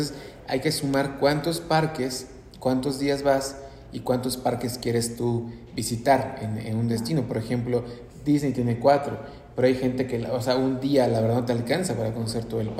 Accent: Mexico; A veces uno como mexicano pues sufre realmente ir a otros destinos como Nueva York, Canadá en invierno

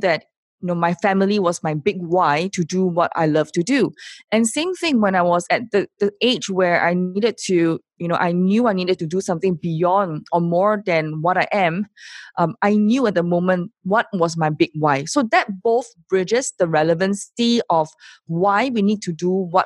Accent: Singapore; I am from Singapore

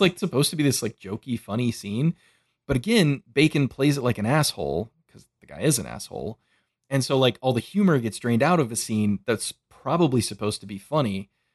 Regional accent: United States; I grew up in America

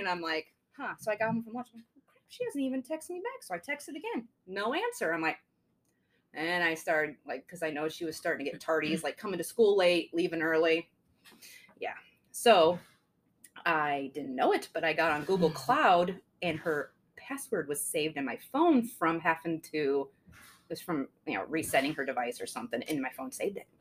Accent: Mineral, Illinois, United States; I did Mineral until eighth grade, and then I went to Bureau Valley ninth grade and, and up

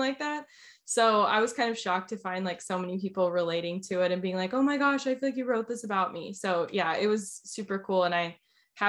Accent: Orlando, Florida, United States; also born or lived in Nashville, Tennessee; now in Asheville, United States; I'm actually originally from Orlando, Florida, is where I grew up

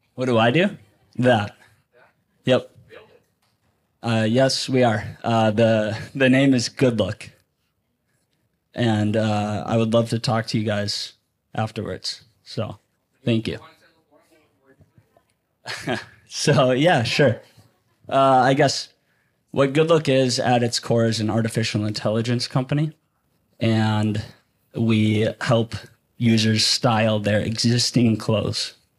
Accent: Minneapolis, Minnesota, United States; I come from Minneapolis

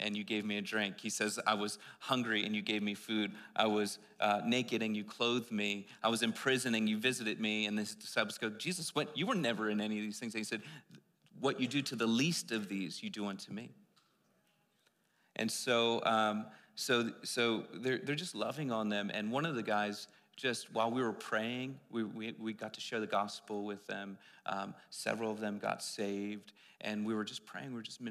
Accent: East Coast, United States; I'm from the East Coast

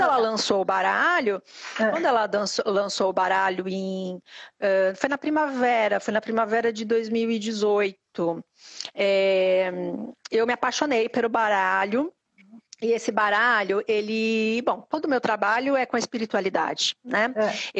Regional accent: Santos, São Paulo, Brazil; moved away as an adult; now in Portugal; sou de Santos, sou natural é, é, da Baixada Santista

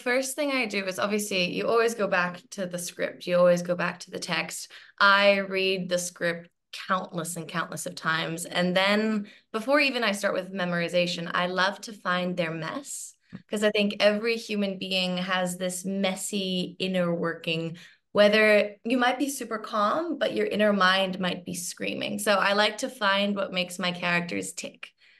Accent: Hong Kong; So I ended up moving back to my home country, which is Hong Kong.

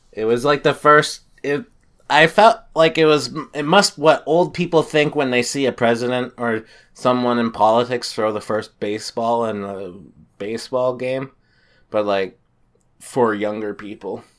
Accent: New Hampshire, United States; I'm from New Hampshire.

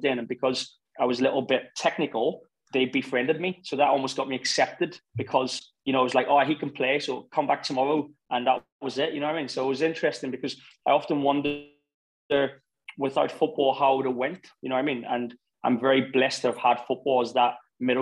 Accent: Belfast, Northern Ireland, United Kingdom; also born or lived in Lagos, Nigeria / London; now in Qatar; I was born in Nigeria and I moved to Belfast when I was 8 and a half

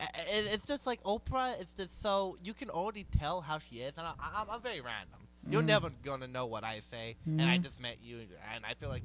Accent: Hawaii, United States; I'm from Hawaii.

